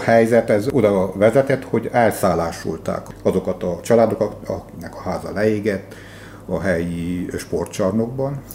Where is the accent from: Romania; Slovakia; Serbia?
Romania; Székely Land; én székelyként